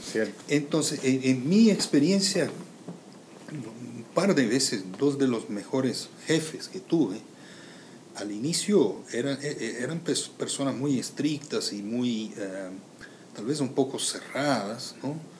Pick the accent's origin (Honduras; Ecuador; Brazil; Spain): Brazil; moved away as an adult; also born or lived in United States; now in Puerto Rico; Soy de Brasil